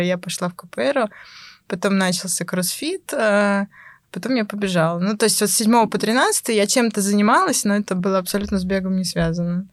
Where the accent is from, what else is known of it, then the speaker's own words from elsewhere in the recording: Pskov, Pskov Oblast, Russia; moved away as an adult; now in Moscow, Russia; сама я из Пскова